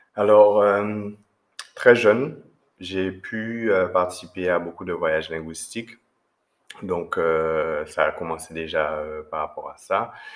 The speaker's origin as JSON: {"language": "French", "country": "Guadeloupe", "said": "chez nous en Guadeloupe"}